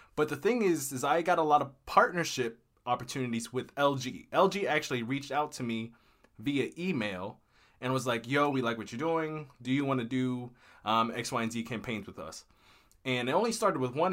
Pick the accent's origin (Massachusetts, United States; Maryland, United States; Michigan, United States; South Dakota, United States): Maryland, United States; also born or lived in Texas; I'm from Maryland, uh, in the United States, and I was living in Texas at the time. My home is Maryland.